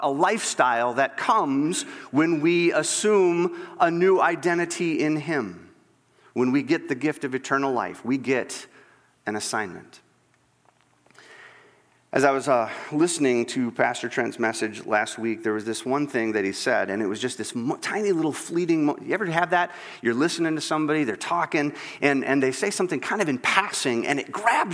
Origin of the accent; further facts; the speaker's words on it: Northwest Iowa, United States; when I was a kid growing up in Northwest Iowa, and I was from a kind of a smallish town